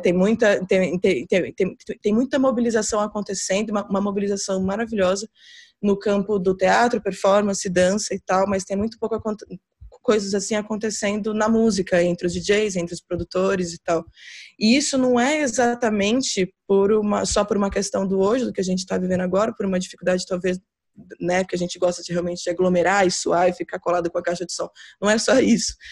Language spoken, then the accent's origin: Portuguese; Brazil; moved away as an adult; also born or lived in São Paulo; now in Portugal; estou aqui como como como brasileira